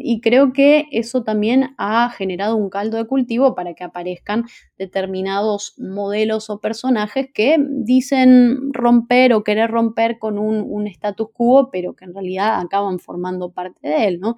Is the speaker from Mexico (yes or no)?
no; Argentina